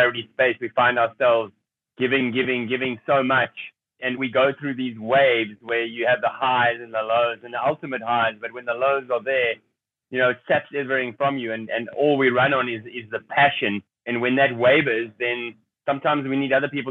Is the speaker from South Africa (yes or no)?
yes; South Africa; I grew up in a middle-class family in South Africa during that time